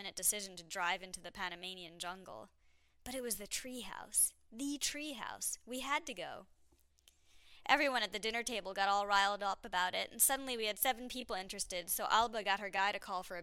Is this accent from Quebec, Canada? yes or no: yes; Montreal, Quebec, Canada; I was from Montreal